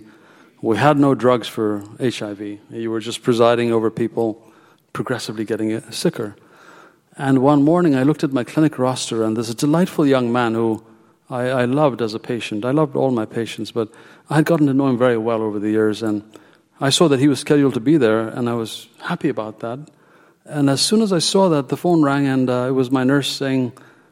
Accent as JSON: {"language": "English", "country": "Ethiopia", "tie": "born or raised there", "moved": "as an adult", "lives_now": "United States", "said": "I was born in Ethiopia, my destiny was completely different. And I actually began medical school there"}